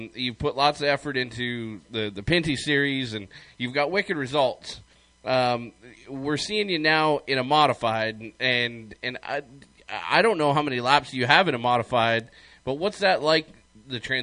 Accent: Canada; being a Canadian

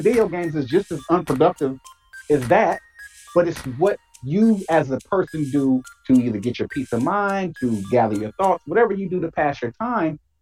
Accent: Michigan, United States; I'm from Michigan

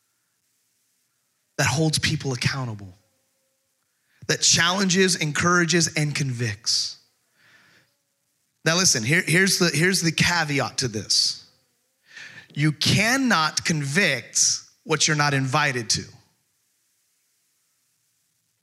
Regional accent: Texas, United States; also born or lived in California; now in Camden, United States

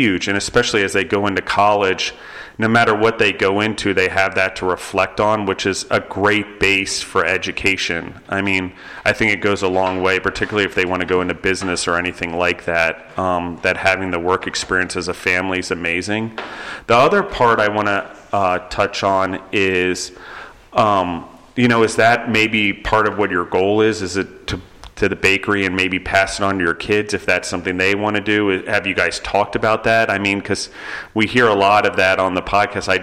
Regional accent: East Coast, United States; moved away; also born or lived in New York City; growing up on the East Coast

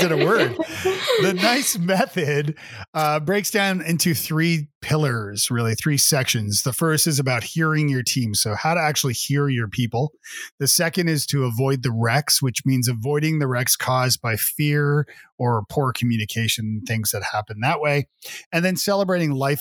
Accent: Toronto, Ontario, Canada; moved away as an adult; now in Nashville, United States; Well, I am originally from Canada. I'm from Toronto, and I've been living in Nashville, Tennessee for about 15 years with my family.

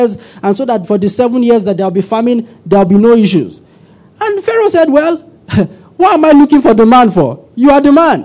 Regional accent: Kaduna, Kaduna State, Nigeria; Many years ago, I grew up in Kaduna

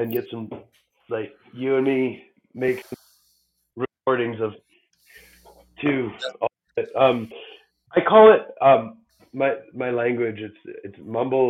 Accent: Durham Region, Ontario, Canada; I'm from Durham region in Ontario

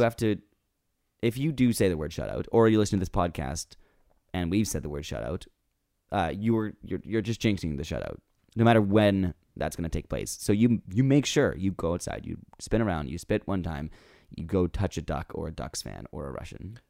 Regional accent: Vancouver, British Columbia, Canada; I'm from Vancouver.

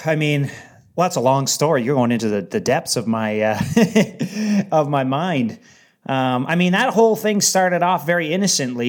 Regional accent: Windsor, Ontario, Canada; where I'm from in Windsor

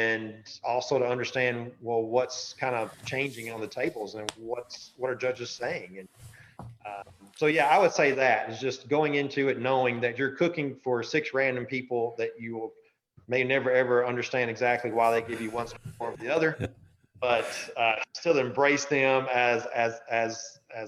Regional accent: the South, United States; I'm from the South

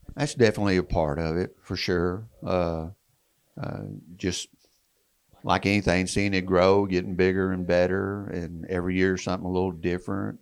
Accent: Texas, United States; accent: twang; I'm from Texas, kind of the same area and region. We kind of talk the same twang

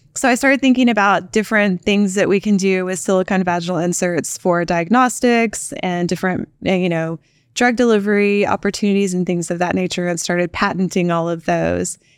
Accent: Pampa, Texas, United States; also born or lived in Austin, Texas; I was born in Austin, Texas, and raised in a tiny little town called Pampa, Texas

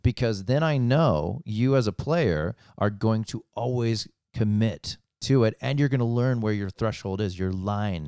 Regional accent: United States; being an American, uh, in growing up in the States

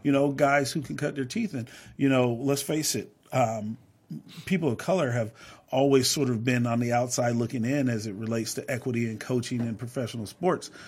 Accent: Seattle, Washington, United States; I grew up on Rainier Avenue, so this is home

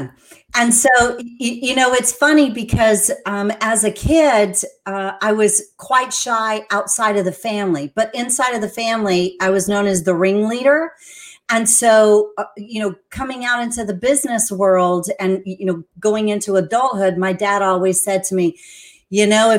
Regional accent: San Antonio, Texas, United States; moved away as an adult; now in Central Florida, United States; I'm originally from San Antonio, Texas. I moved here to Florida because there was a beautiful surfer boy that invited me.

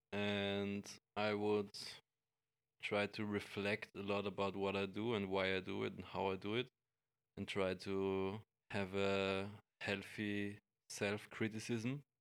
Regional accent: Graz, Styria, Austria; in my hometown in Graz

